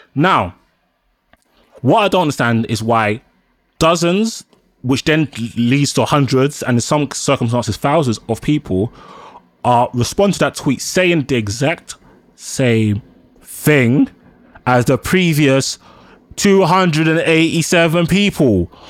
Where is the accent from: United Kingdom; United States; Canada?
United Kingdom; London; Nigerian and black, born and raised in London.